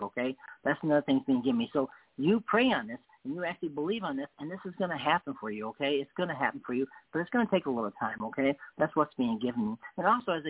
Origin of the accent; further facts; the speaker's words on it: England, United Kingdom; I'm English.